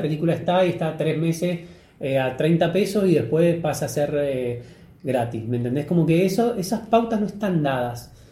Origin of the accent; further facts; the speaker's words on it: Argentina; ahora estamos en Argentina